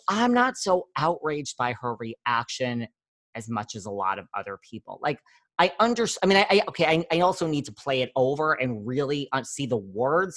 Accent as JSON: {"language": "English", "region": "New York", "country": "United States", "said": "I'm from New York"}